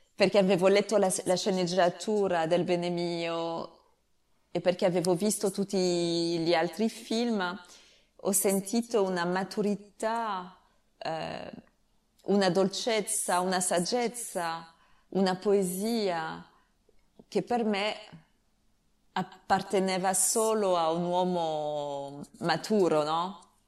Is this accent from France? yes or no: yes; France; Italian is a second language; perché sono francese capisco l'italiano